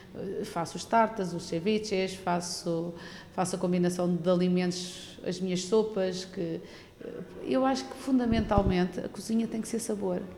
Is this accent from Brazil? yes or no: no; Tavira, Algarve, Portugal; nasci em Tavira, em Tavira. fui criada desde os 5 anos que estou em Cabanas de Tavira